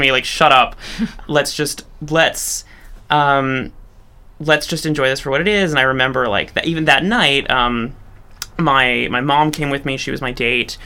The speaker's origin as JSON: {"language": "English", "town": "Chicago", "region": "Illinois", "country": "United States", "tie": "born or raised there", "also_born_or_lived": "New York", "moved": "as an adult", "said": "i'm from Chicago, born and raised, uh, good Midwestern stock."}